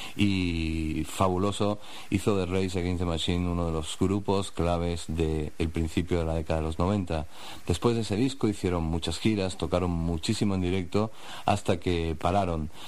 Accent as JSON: {"language": "Spanish", "country": "Spain", "said": "soy un tío español"}